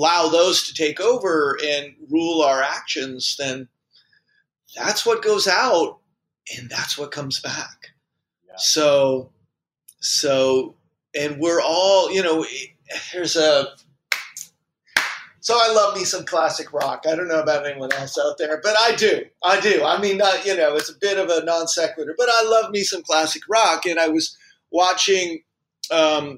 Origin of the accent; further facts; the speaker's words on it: California, United States; moved away; I'm from California